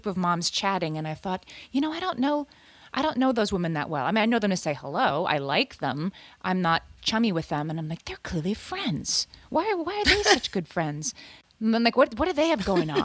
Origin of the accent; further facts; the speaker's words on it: Scranton, Pennsylvania, United States; now in New York City, United States; when I grew up in Scranton